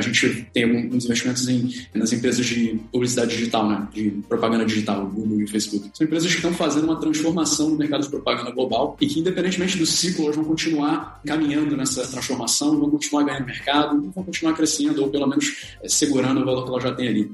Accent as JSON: {"language": "Portuguese", "region": "Rio de Janeiro", "country": "Brazil", "said": "sou carioca"}